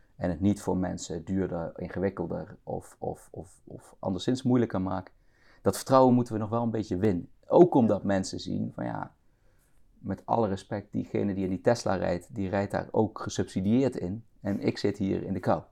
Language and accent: Dutch; northern Limburg, Netherlands; moved away as an adult; also born or lived in Rotterdam; now in Bemmel, Netherlands; Maar we zijn al heel snel, toen ik een paar jaar oud was en naar de kop van Noord-Limburg verhuisd. Daar komt mijn accent ook vandaan